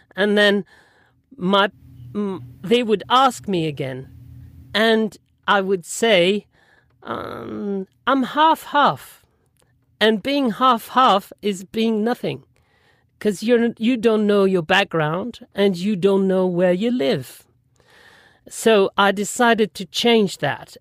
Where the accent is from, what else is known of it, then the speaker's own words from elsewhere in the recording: Toulon, Provence-Alpes-Côte d'Azur, France; English is a second language; also born or lived in London; they moved to another city next to it, which is Toulon where I live now and um, where I spent most of my life